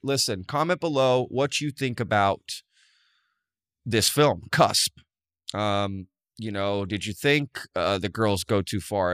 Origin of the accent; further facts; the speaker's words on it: Texas, United States; grew up in a small small town in Texas